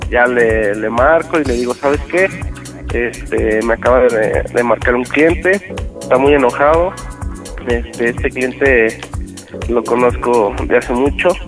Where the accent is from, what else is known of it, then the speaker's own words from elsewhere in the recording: León, Guanajuato, Mexico; soy de León, Guanajuato.